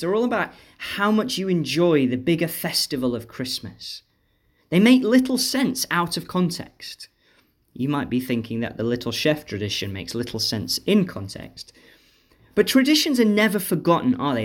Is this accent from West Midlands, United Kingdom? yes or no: yes; Stoke-on-Trent, West Midlands, United Kingdom; my hometown of Stoke